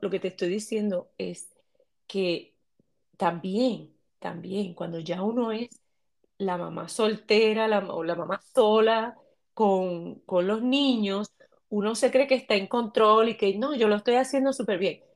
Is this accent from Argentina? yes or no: no; Puerto Rico; soy puertorriqueña